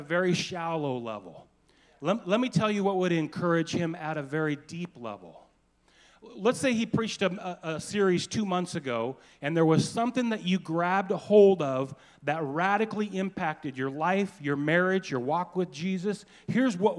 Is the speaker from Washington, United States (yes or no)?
yes; Anacortes, Washington, United States; I was born and raised in Anacortes.